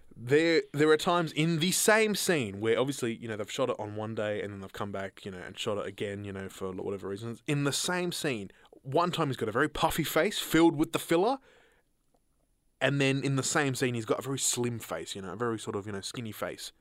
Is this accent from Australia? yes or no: yes; Horsham, Victoria, Australia; We were in country Victoria